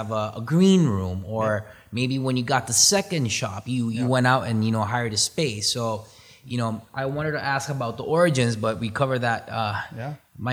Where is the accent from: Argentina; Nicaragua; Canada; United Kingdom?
Nicaragua; I'm from Nicaragua. Come from a family of coffee growers